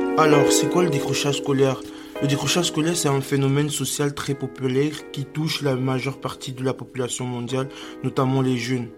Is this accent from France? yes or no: no; Cameroon; le Cameroun, ma terre natale